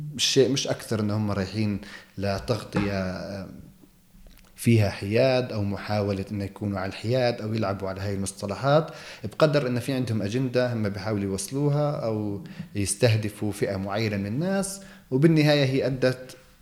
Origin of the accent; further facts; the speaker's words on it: Jerusalem, Palestine; احنا ربينا فيها يعني أنا ولدت فيها صحيح أن أصولي بتعود لمدينة الخليل